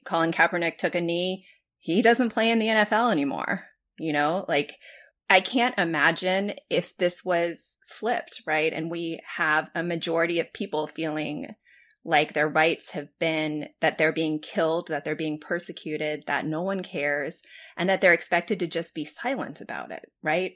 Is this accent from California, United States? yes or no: yes; Los Angeles, California, United States; when I was growing up in Los Angeles